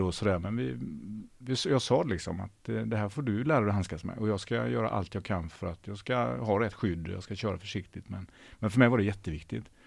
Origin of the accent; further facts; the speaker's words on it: Ucklum, Västra Götaland, Sweden; moved away as an adult; also born or lived in Hjällbo, Gothenburg / Tjörn; now in Gothenburg, Sweden; Och sen så flyttade jag till eh, ett ställe som heter Ucklum. Som ligger en mil innanför Stenungsund, så det är, fem, fem mil norr om Göteborg, på landet